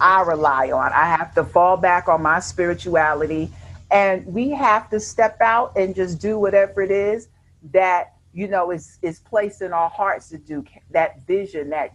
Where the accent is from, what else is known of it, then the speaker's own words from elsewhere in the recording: New York, United States; moved away; we're from New York